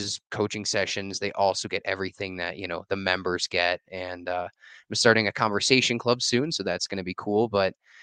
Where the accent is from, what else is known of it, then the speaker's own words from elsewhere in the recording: Chicago, Illinois, United States; moved away as an adult; also born or lived in Costa Rica; I'm from Chicago originally